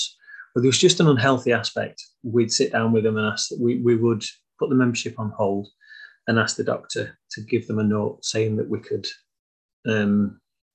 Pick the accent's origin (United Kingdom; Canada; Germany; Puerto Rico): United Kingdom; Blackburn, North West England; accent: northern; I'm not from Preston, I'm from Blackburn